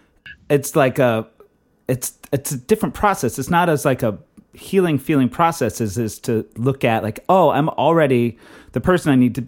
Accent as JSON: {"language": "English", "region": "Texas", "country": "United States", "tie": "born or raised there", "said": "I grew up in Texas in the 80s"}